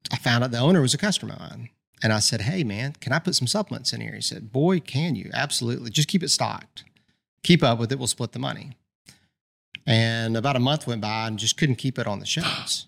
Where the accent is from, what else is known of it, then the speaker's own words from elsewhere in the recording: Birmingham, Alabama, United States; born and raised in Birmingham.